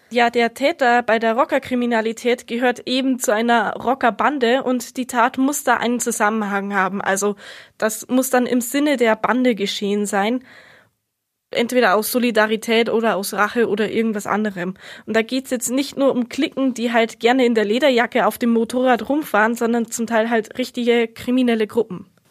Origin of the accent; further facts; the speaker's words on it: Munich, Bavaria, Germany; bei uns in München